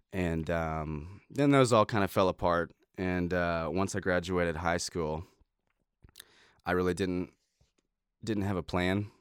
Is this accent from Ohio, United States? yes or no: yes; Middletown, Ohio, United States; now in Nashville, United States; I was born in Middletown, Ohio